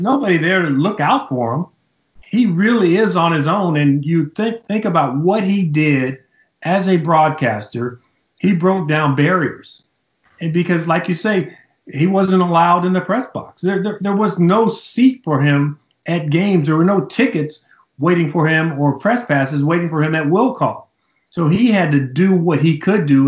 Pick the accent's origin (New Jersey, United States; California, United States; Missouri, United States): California, United States; Los Angeles; growing up in Los Angeles in the late 60s and early 70s